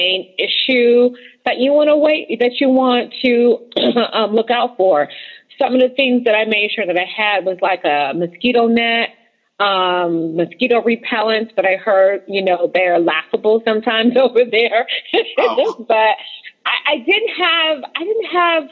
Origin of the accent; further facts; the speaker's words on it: United States; we come from the United States